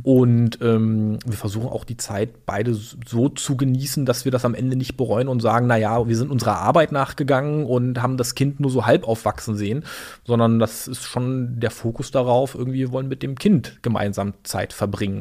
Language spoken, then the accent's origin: German; Berlin, Germany; also born or lived in Chemnitz / Greifswald; Berlin groß geworden äh, in einer Plattenbausiedlung in Berlin-Hellersdorf